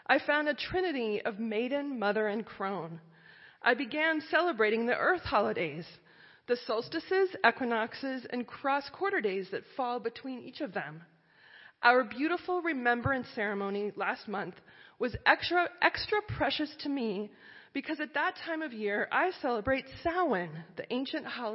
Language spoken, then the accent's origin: English; Iowa and Minnesota, Midwest, United States; I grew up in Iowa and Minnesota and went to a Methodist church